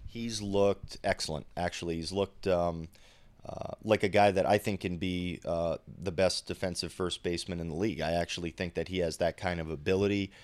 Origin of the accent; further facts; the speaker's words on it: Rhode Island, United States; I'm from Rhode Island